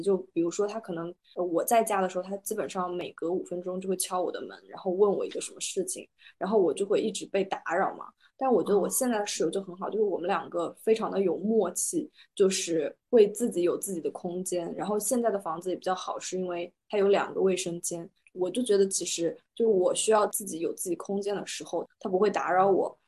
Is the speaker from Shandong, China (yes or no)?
no; Kunming, Yunnan, China; now in Rome, Italy; 因为我是在昆明长大嘛